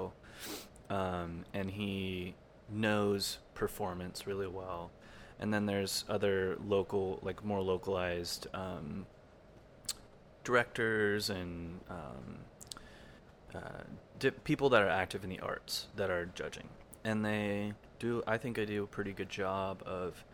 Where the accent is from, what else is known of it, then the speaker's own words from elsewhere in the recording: Modesto, California, United States; also born or lived in Cookeville, Tennessee; I grew up in Modesto, which is, I spent most of my young years here. I was actually born in Cookeville, Tennessee